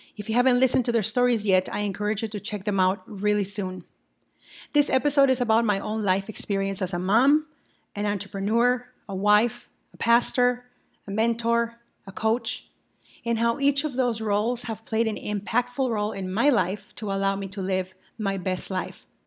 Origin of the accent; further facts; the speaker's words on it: Mexico; also born or lived in Saint Paul, Minnesota, United States; now in Minnesota, United States; I am originally from Mexico, and I now continue to live in Minnesota